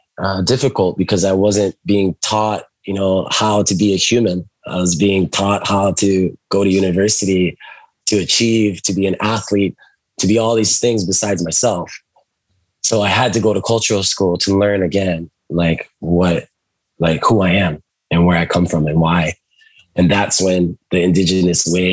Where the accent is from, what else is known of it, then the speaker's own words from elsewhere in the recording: Molokai, Hawaii, United States; I was growing up on the islands and, you know, I moved around, you know, with my mother too. And I was raised by my grandparents for a time. And so it was on the island of Molokai.